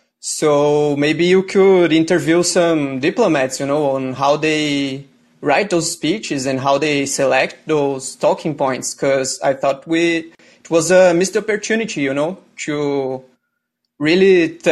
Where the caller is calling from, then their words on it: Brazil; So I am the caller from Brazil.